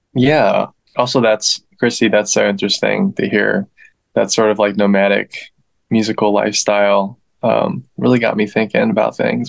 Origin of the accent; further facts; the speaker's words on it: Northern Virginia, United States; now in Los Angeles, United States; I'm originally from DC, the DMV, Northern Virginia, to be more specific.